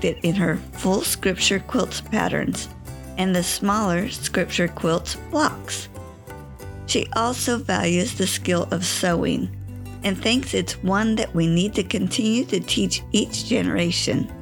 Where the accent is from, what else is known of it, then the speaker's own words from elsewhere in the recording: California, United States; moved away as an adult; now in Ohio, United States; I was born and raised in California and went to college in Ohio and stayed in Ohio